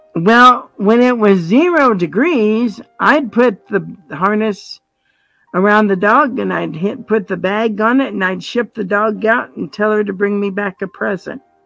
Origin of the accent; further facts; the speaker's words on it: Colorado, United States; moved away as an adult; also born or lived in Indiana; now in Montana, United States; I was born in Indiana, grew up in Colorado, and moved up here when Jim and I got married